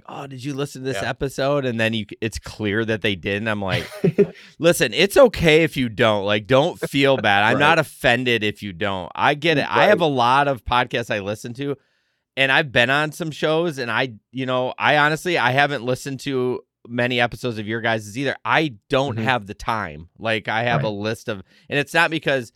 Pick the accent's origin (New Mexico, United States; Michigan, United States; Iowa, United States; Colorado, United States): Michigan, United States; I'm so nasally. I'm from Michigan